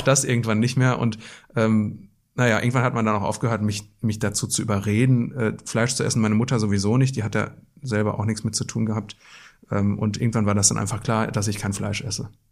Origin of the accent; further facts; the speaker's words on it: Black Forest, Baden-Württemberg, Germany; moved away as an adult; also born or lived in Wetter an der Ruhr, North Rhine-Westphalia / Witten, North Rhine-Westphalia; geboren im Ruhrgebiet, aber aufgewachsen im Schwarzwald